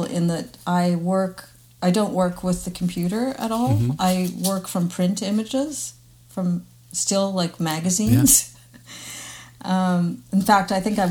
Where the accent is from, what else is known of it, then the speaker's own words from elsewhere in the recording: Winnipeg, Manitoba, Canada; now in Montreal, Canada; I grew up in Winnipeg